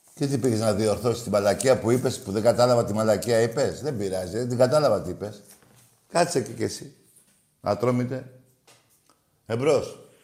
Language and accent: Greek; Greece; Εγώ είμαι Έλληνας Ορθόδοξος Χριστιανός και Ολυμπιακός